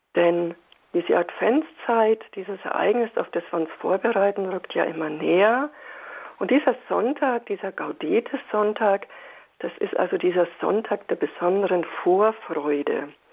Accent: Bavaria, Germany; bei uns in Bayern sagt man

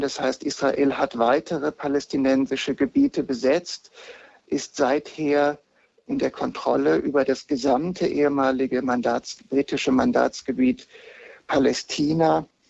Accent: Heidelberg, Baden-Württemberg, Germany; in Heidelberg, wo ich herkomme, am altsprachlichen Gymnasium

